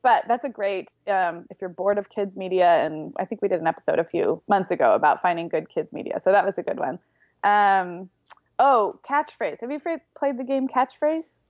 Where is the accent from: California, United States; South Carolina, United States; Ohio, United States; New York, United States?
California, United States; Santa Barbara; Santa Barbara, which is where I grew up